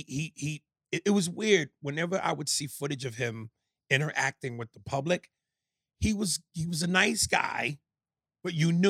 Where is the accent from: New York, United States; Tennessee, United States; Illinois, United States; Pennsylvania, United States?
New York, United States; I'm from the New York.